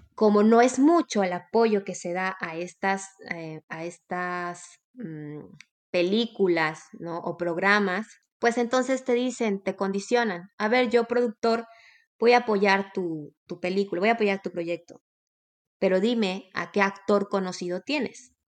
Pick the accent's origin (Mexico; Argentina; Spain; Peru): Mexico